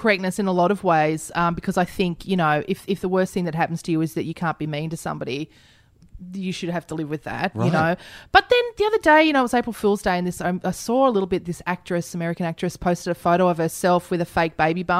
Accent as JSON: {"language": "English", "region": "Queensland", "country": "Australia", "lives_now": "Melbourne, Australia", "said": "You know, I wanted to work in a dingy pub in Melbourne because I came from Queensland and this was rock and roll to me."}